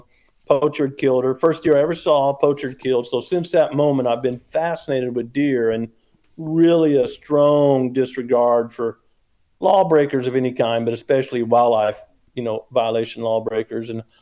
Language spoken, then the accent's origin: English; Missouri, United States; I was raised in Missouri on a little farm, no deer. There were no hunting season in the county I was in, Southern Missouri, the Ozarks.